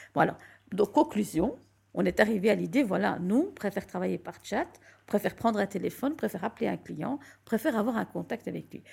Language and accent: French; Belgium; also born or lived in Morocco; ça fait longtemps que je vis en Belgique. Je suis née en Belgique, donc ça fait un certain temps que je suis là.